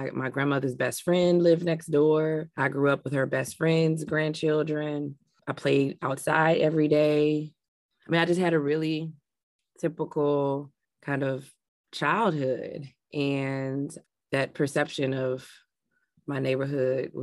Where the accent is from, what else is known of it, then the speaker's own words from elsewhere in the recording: Chicago, Illinois, United States; I had a beautiful childhood growing up in Englewood